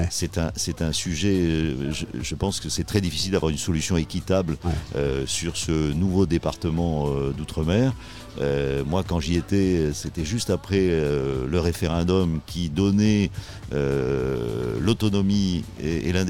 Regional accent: Toulon, Provence-Alpes-Côte d'Azur, France; born there; now in Lège-Cap-Ferret, France; Je suis né à Toulon.

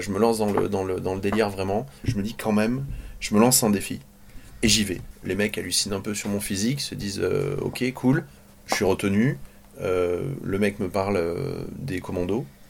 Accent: Andernos-les-Bains, Nouvelle-Aquitaine, France; je suis né ici sur le, sur le bassin d'Arcachon, enfin toute ma famille

